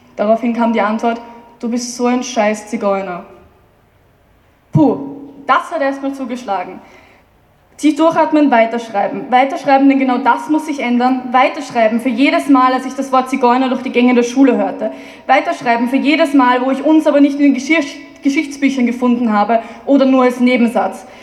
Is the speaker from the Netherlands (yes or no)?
no; Vienna, Austria; ich bin Wienerin